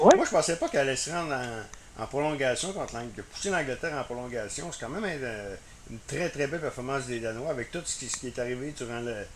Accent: Quebec, Canada; au Québec ben, on est près des Français

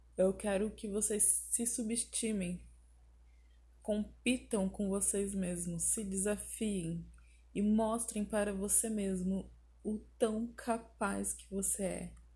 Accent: Porto Alegre, Rio Grande do Sul, Brazil; now in Salto do Céu, Brazil; eu sou de Porto Alegre, Rio Grande do Sul.

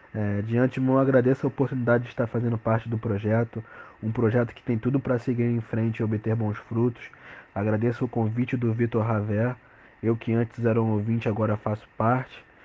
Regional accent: Rio de Janeiro, Brazil; tenho 21 anos e sou do Rio de Janeiro

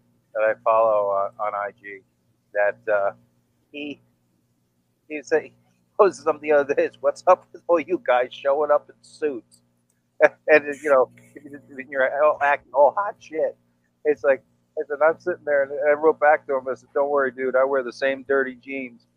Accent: New York City, New York, United States; I grew up in the Bronx.

